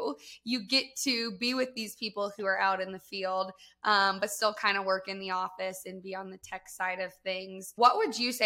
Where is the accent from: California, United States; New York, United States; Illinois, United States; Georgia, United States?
Georgia, United States; I am also from Georgia